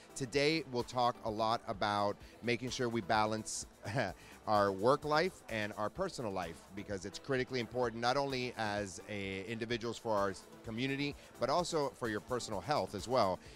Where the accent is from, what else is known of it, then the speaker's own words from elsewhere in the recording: United States; now in Florida, United States; I grew up up north